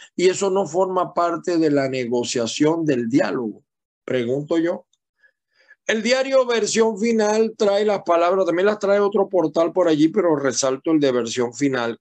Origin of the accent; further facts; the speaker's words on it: Venezuela; now in United States; Somos latinoamericanos, somos venezolanos fundamentalmente